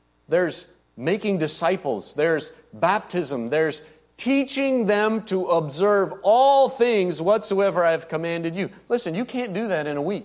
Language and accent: English; United States; growing up in the United States